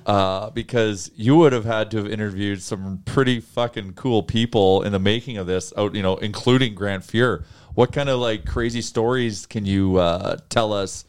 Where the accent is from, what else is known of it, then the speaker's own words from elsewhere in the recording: Canada; as Canadians, as Northerners